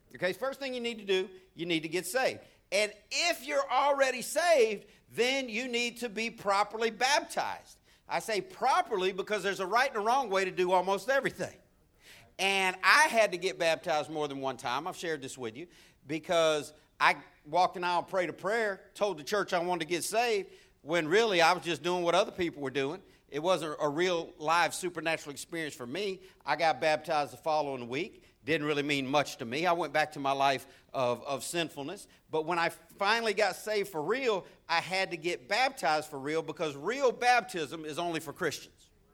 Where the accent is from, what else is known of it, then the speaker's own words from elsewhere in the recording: Florida, United States; as a kid growing up in Florida